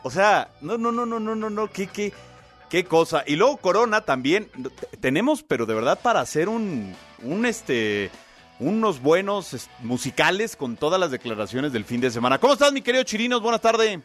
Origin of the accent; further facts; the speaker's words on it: Chile; now in Mexico; yo también como chileno